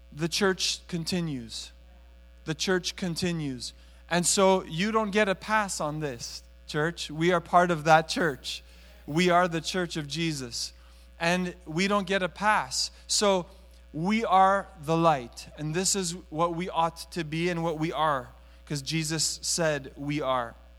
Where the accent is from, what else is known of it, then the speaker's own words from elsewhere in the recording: Montreal, Quebec, Canada; now in Toronto, Canada; I was raised in Montreal